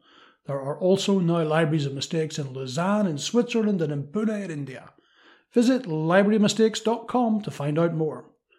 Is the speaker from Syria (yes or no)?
no; Northern Ireland, United Kingdom; I was brought up in Northern Ireland during the Troubles, so I've got a different perspective on some things.